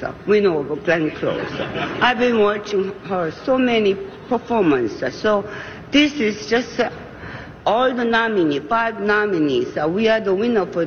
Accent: South Korea; I'm from Korea

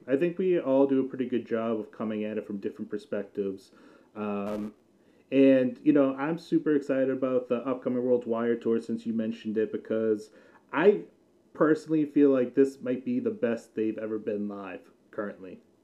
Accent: New England, United States; I grew up in New England, so I'm a big uh, Patriots fan

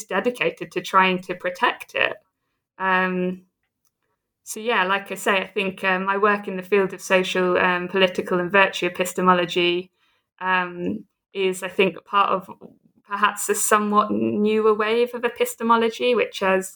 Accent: Southampton, South East England, United Kingdom; also born or lived in United States / Oxford; now in Edinburgh, United Kingdom; I'm a Brit. I'm from the south coast of England, from Southampton.

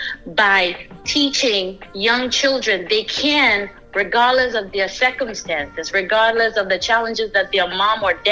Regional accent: Ghana; now in United States; I didn't grow up in the US. I was born in Ghana, West Africa.

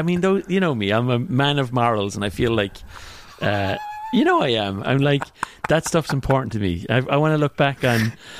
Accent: Ireland; now in Silicon Valley, United States; growing up in Ireland

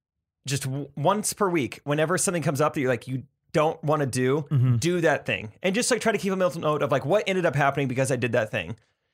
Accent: Missouri, United States; I'm from Missouri. Small town. Boy raised a Christian home.

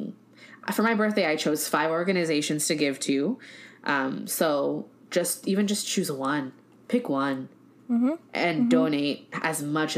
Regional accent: United States; accent: Americanized; my Americanized accent

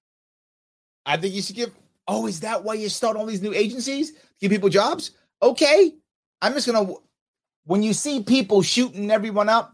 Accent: New York City, New York, United States; I grew up in the South Bronx

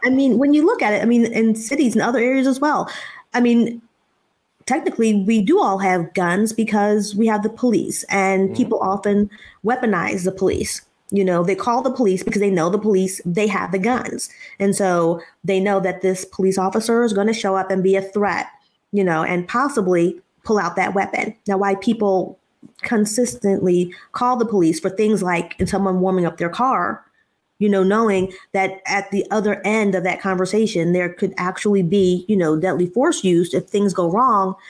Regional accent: Philadelphia, Pennsylvania, United States; when I grew up in Philadelphia, we lived in a row house

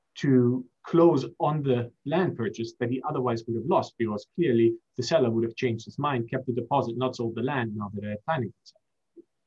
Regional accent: Germany; also born or lived in Singapore / United States; now in London, United Kingdom; I'm half German, half Egyptian. I was born in Singapore. My younger brother was born in Belgium. I was raised in Germany, went to university in the US, and live in London.

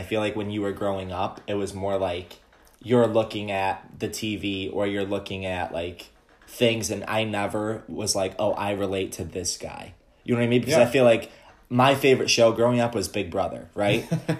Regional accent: Syracuse, New York, United States; So, like, I came from Syracuse, you came from Ohio, correct?

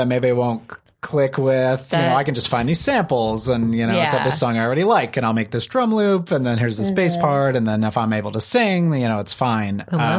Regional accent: East Coast, United States; I grew up on the East Coast, so you would get like two or three other guys.

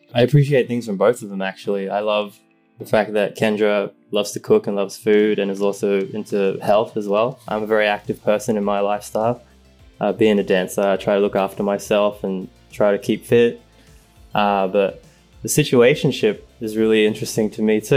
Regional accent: Sydney, New South Wales, Australia; moved away as an adult; now in Los Angeles, United States; I am from Sydney, Australia. I am 33 years old and now I live

